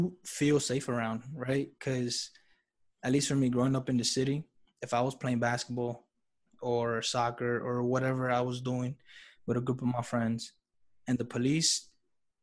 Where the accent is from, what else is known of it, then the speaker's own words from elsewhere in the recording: New York City, New York, United States; Growing up in New York City